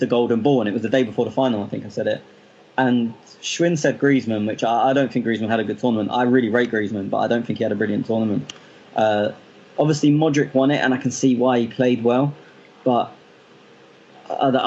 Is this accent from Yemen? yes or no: no; England, United Kingdom; I'm English